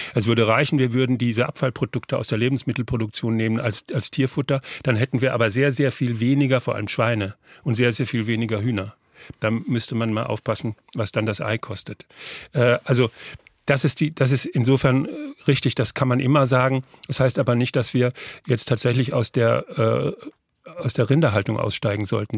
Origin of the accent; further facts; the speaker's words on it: Northern Germany, Germany; ich komme ja aus Norddeutschland